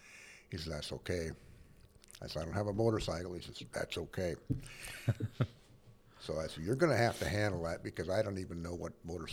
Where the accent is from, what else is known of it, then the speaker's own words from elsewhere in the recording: Cedar City, Utah, United States; I'm from Cedar City, Utah, Southern Utah.